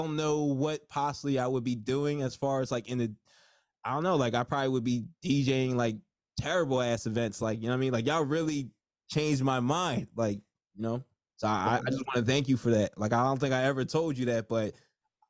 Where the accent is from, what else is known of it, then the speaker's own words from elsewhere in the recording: New Jersey, United States; I'm from Jersey